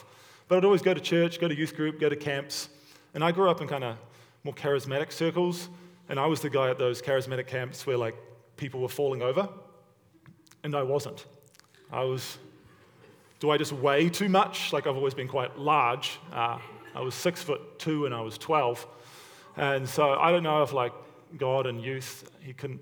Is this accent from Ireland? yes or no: no; Hamilton, Waikato, New Zealand; also born or lived in Stoney Creek, Ontario, Canada; now in Hamilton, Canada; I was born and raised in Hamilton, New Zealand, but now I live in Hamilton, Ontario